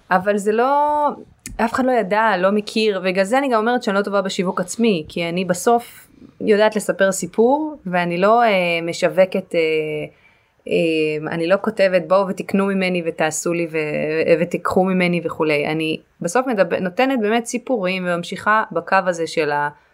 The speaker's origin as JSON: {"language": "Hebrew", "area": "the Krayot", "region": "Haifa District", "country": "Israel", "tie": "born or raised there", "also_born_or_lived": "Caribbean", "moved": "yes", "lives_now": "Tel Aviv, Israel", "said": "גדלתי בקריות"}